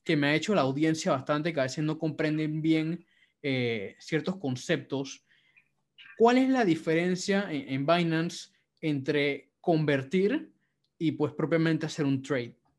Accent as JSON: {"language": "Spanish", "country": "Panama", "said": "yo soy chino panameño."}